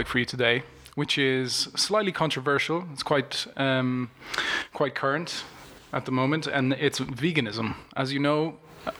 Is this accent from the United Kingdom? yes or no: no; Italy; moved away; I'm originally from Italy